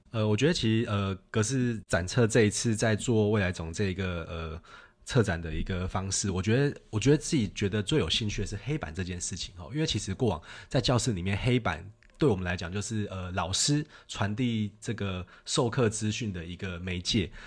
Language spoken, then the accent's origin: Chinese; Taoyuan, Taiwan; 跟我一样成长在桃园的